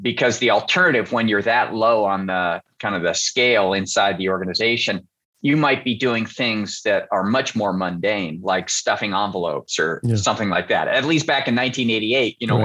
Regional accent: Bellevue, Washington, United States; in Seattle, where I grew up. I grew up in the Puget Sound area

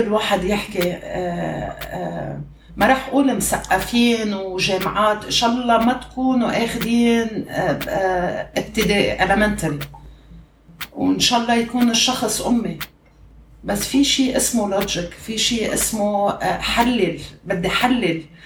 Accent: Lebanon; now in Kuwait; نحن لبنانيه

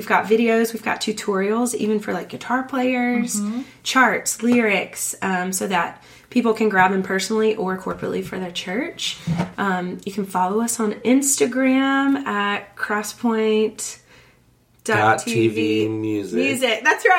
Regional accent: the South, United States; growing up in the South, when you go to revival, it's like a ham breakfast, and repent

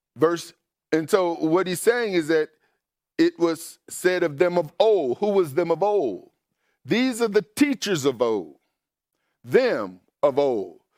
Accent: Mississippi, United States; I grew up in Mississippi, and in Mississippi, growing up in a, black neighborhood

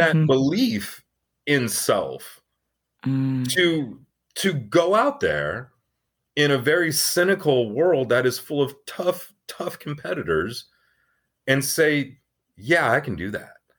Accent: Tucson, Arizona, United States; I grew up in Tucson, Arizona

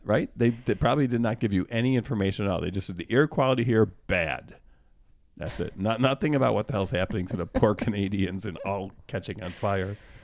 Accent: United States; I happen to be born here, and I'm an American

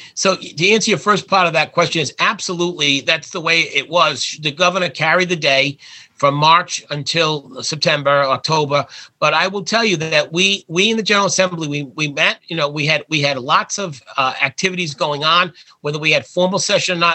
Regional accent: Warwick, Rhode Island, United States; my hometown of Warwick

